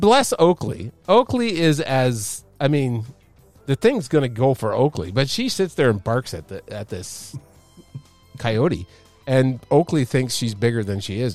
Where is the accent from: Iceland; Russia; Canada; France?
Canada; I'm a Canadian